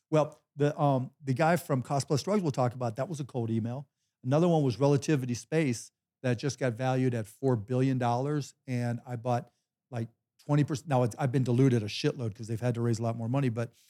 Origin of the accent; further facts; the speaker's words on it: Pittsburgh, Pennsylvania, United States; But I grew up in Pittsburgh and we used to call ourselves the City of Champions, right?